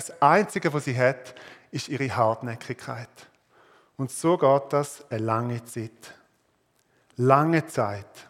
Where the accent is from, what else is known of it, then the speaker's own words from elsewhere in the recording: Switzerland; als Schweizer